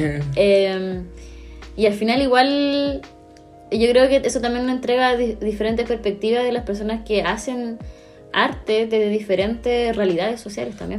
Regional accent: Coquimbo, Chile; Yo crecí en una población en Coquimbo que estaba llena de, graffiti

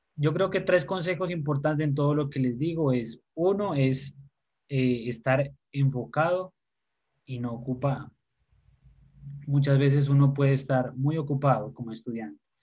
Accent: Pasto, Nariño, Colombia; also born or lived in Bogotá; me crié en la ciudad de Pasto, aquí en Colombia, nací en Bogotá, pero me crié en Pasto

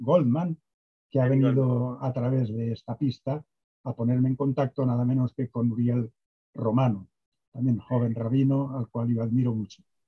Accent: Castellón de la Plana, Valencian Community, Spain; also born or lived in Asturias; Nací allí, luego me crié en Asturias, después regresamos, me crié en Valencia y de Valencia en Castellón, y mm, de hecho mis estudios ya secundarios fueron en el instituto, en el liceo de Castellón

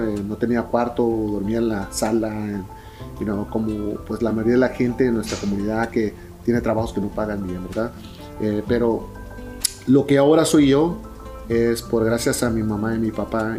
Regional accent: Preston, Idaho, United States; accent: Mexican Spanish; now in Burien, United States; Yo nací en, Preston, Idaho

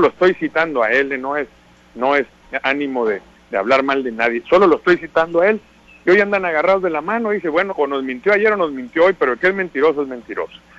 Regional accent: Sinaloa, Mexico; como somos los sinaloenses

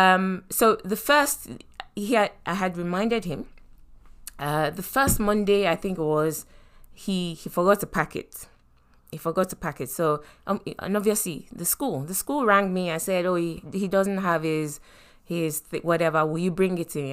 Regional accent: Nigeria; moved away; we were raised growing up in Nigeria

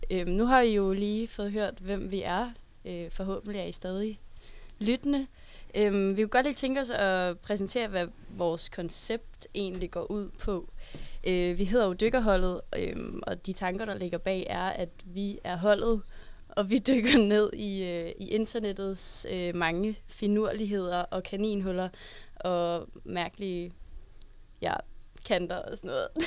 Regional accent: Klampenborg, Capital Region of Denmark, Denmark; Jeg er 20 år gammel, og jeg kommer fra Klampenborg, som ligger lidt nord for København.

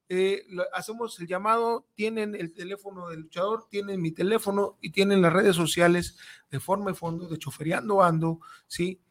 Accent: Mexico; somos mexicanos

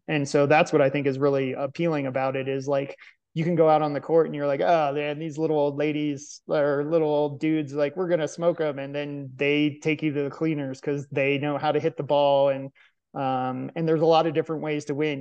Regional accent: Arlington, Virginia, United States; professional marathon and ultra marathon runner from Arlington, Virginia

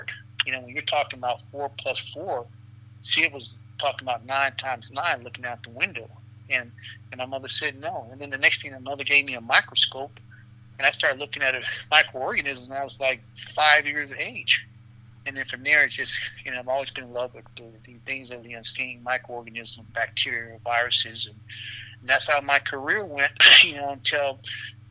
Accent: Louisiana, United States; I was born in the great state of Louisiana in a country town, and the reality is that, you know, that country town kind of defined me with Big Mama

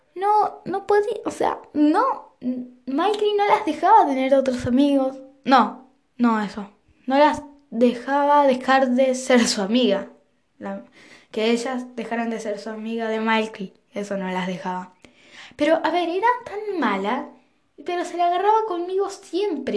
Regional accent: Argentina; yo también soy de Argentina

